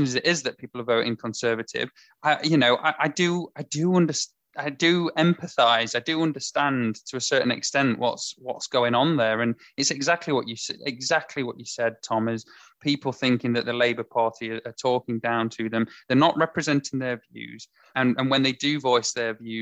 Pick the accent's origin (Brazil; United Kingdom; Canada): United Kingdom; Mansfield, East Midlands; I come from Mansfield